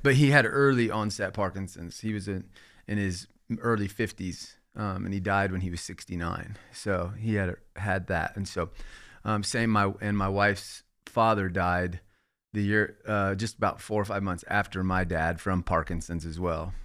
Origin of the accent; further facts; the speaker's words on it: Indiana, United States; I grew up in Indiana, so in the Midwest